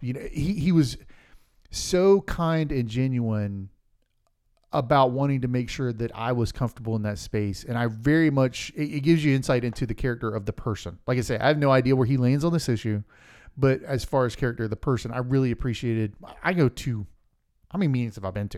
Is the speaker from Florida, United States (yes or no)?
yes; Polk County, Central Florida, United States; we grew up in Central Florida, Polk County.